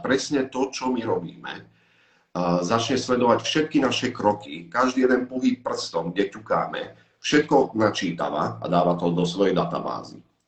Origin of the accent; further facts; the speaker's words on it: Slovakia; vypadol som zo Slovenska, ja som mal v úmysle ani sa moc nevracať už sem